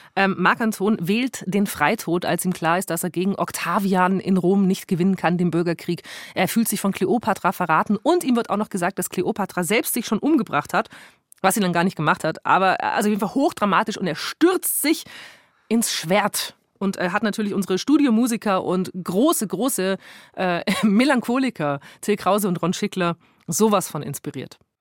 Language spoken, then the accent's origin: German; Augsburg, Bavaria, Germany; bei uns in Augsburg